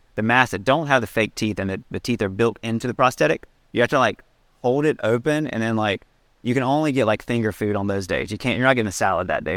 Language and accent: English; Salem, North Carolina, United States; moved away; Growing up in Salem, North Carolina, one stop sign town